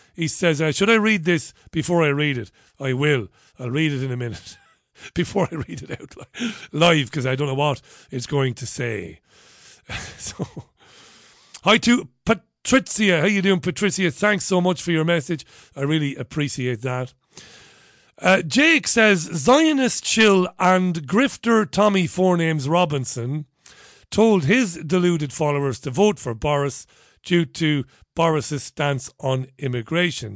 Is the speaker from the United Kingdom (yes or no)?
no; Ireland; We pronounce B H as a V in Ireland